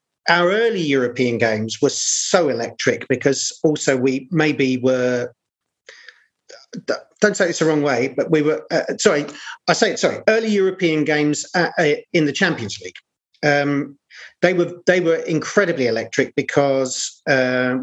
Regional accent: London, United Kingdom; also born or lived in Battersea; I'm actually from South East London, although parts of my family were from Battersea

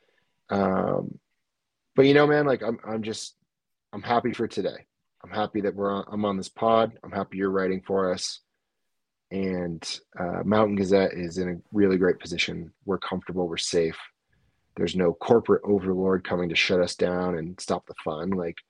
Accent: East Coast, United States; And I grew up in the East Coast, so I'm like, dude, you're in Connecticut.

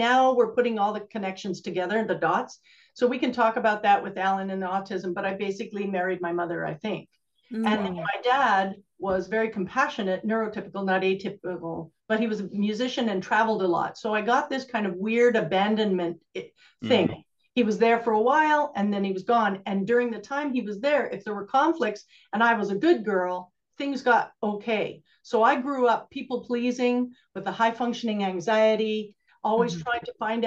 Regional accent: Canada; moved away; also born or lived in Alberta; I'm from Canada

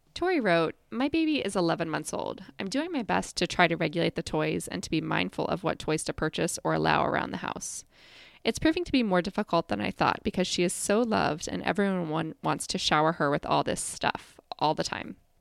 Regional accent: Midwest, United States; I was growing up in the Midwest

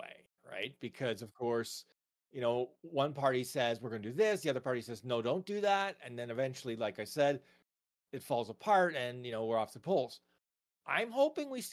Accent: Canada; I'm Canadian

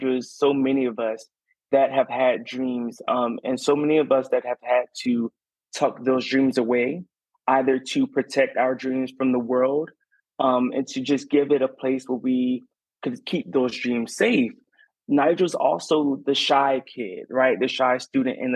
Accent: Garnett, South Carolina, United States; moved away as an adult; now in Savannah, United States; I grew up in Garnet, South Carolina, and down the dirt roads of South Carolina

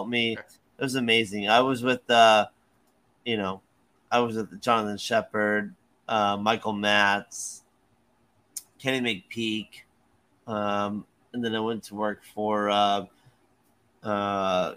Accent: Jamaica; moved away; also born or lived in Florida; We grew up in Jamaica

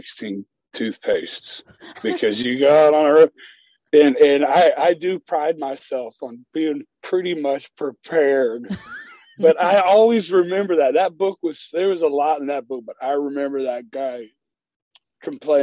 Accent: United States; We're blues musicians from America

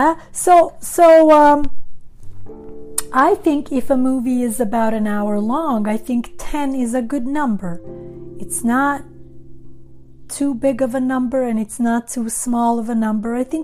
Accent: Sweden; English is a second language; moved away as an adult; also born or lived in Montenegro; now in Los Angeles, United States; I come from Montenegro originally, right? And so I was born in Montenegro. I am Albanian by nationality. I grew up in Sweden, but I have lived in Los Angeles for many, many years.

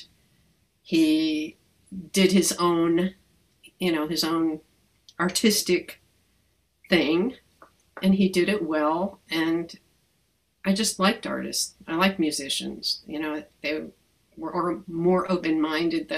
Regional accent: Hudson Valley, New York, United States; I grew up in the Hudson Valley

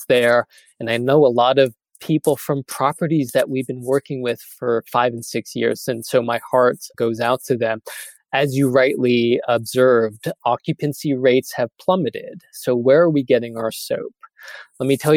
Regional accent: United States; I am an American

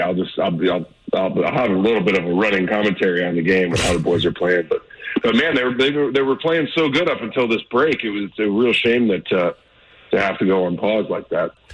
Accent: Normandy, Missouri, United States; I'm not from Ladue or Clayton or any of that. I'm from uh, Normandy

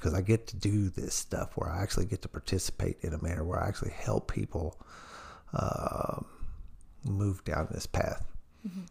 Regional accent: New Albany, Indiana, United States; I'm a Southern Indiana hillbilly. I'm from New Albany, Indiana

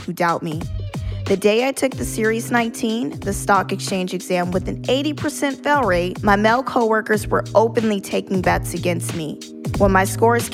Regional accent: the South, United States; moved away; I was a woman from the South

